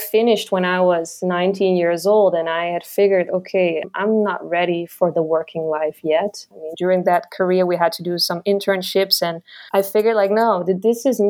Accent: eastern Netherlands, East Netherlands, Netherlands; English is a second language; moved away as an adult; now in Marrakesh, Morocco; I grew up in a very tiny village in the east part of the Netherlands, near the German border

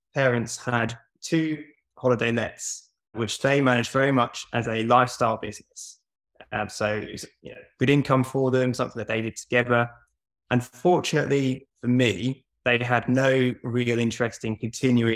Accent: Norwich, East of England, United Kingdom; also born or lived in Portsmouth; I wanted to move back to Norwich. I'm from Norwich

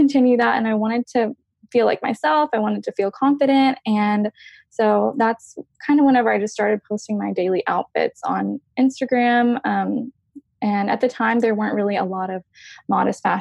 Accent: Tyler, Texas, United States; I was born and raised in East Texas in a little town called Tyler, and I still live there

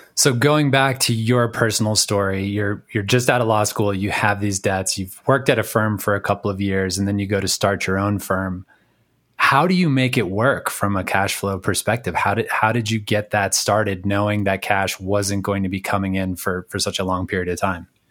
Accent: New England, United States; moved away; growing up in New England

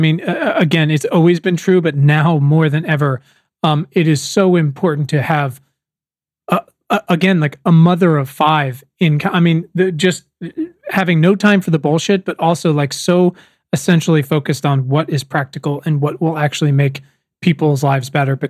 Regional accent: Virginia, United States; now in Los Angeles, United States; I spend most of my time in Los Angeles, but I'm from Virginia and I'm actually here now.

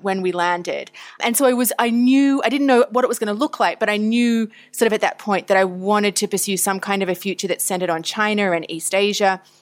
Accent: Tasmania, Victoria, Australia; moved away; I grew up in Australia, initially in Tasmania, which is the island down the bottom. And then I spent my high school years on the mainland, as we call it, in Victoria.

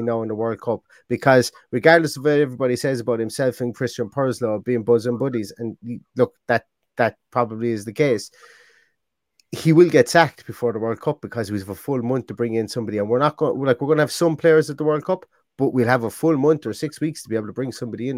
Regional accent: Limerick, Munster, Ireland; I'm from Limerick

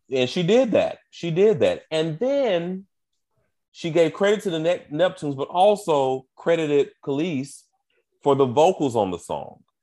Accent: United States; me as an American gay man

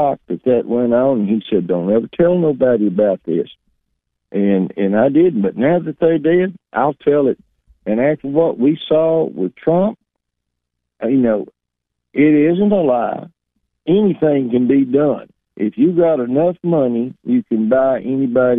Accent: Dyer County, Tennessee, United States; growing up in Dyer County, just about 70 miles north of you

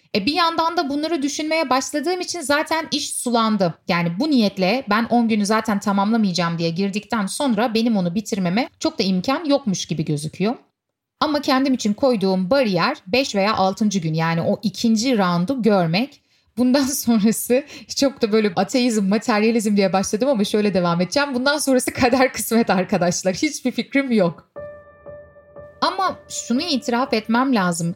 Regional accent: Istanbul, Turkey; Turkey, Istanbul.

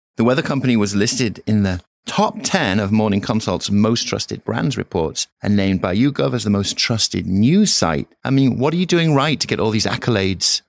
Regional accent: York, Yorkshire and the Humber, United Kingdom; From the northeast of England, York

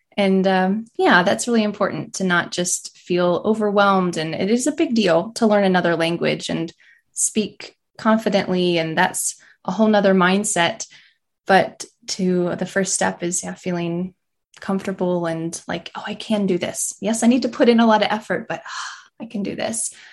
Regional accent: about an hour south of Asheville, North Carolina, United States; now in Asheville, United States; I grew up about an hour south, so not in the mountains and just hot

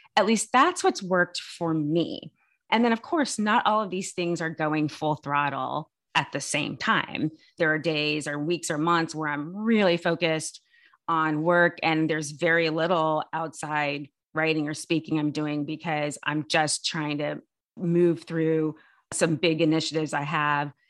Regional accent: California, United States; I'm born and raised in California

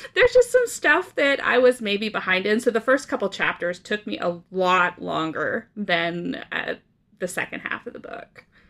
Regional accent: Canada; moved away as an adult; also born or lived in Oklahoma / Brazil; I grew up in, uh, Canada

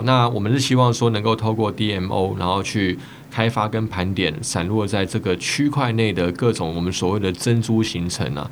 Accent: Taiwan; 身为台湾人

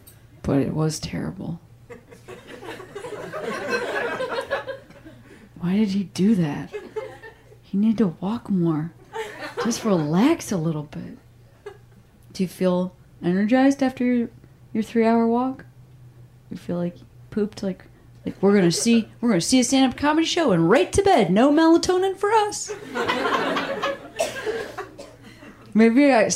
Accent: Midwest, United States; now in Los Angeles, United States; I'm like from the Midwest. Literally everything's flat.

